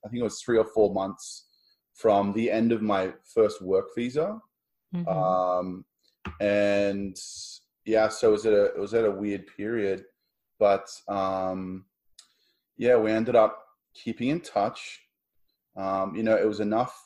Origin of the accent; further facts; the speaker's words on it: Australia; moved away as an adult; also born or lived in Sydney, Australia; now in Toronto, Canada; I'm the Aussie. I'm going back home